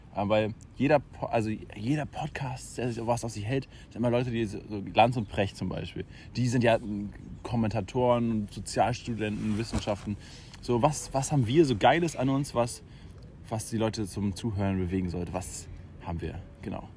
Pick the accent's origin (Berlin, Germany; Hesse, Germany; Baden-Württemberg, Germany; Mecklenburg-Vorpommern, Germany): Mecklenburg-Vorpommern, Germany; Schwerin; ich komme auch aus Schwerin